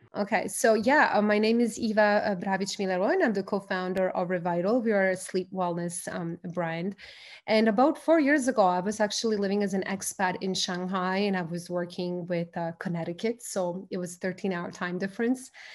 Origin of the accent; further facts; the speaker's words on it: Croatia; moved away; I'm from Croatia.